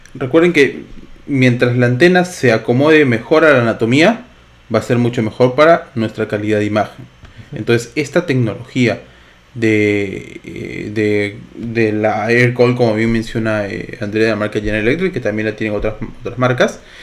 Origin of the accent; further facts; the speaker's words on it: Lima, Peru; Ambos somos de Lima, Perú